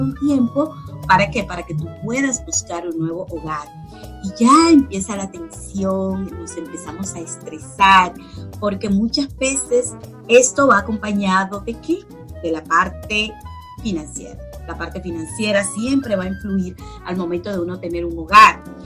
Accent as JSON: {"language": "Spanish", "country": "Dominican Republic", "moved": "as an adult", "lives_now": "United States", "said": "yo migré de mi país soy dominicana"}